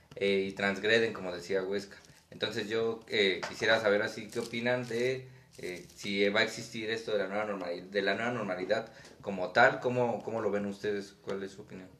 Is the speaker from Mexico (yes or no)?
yes; Mexico; hay mucho simbolismo presente en mi país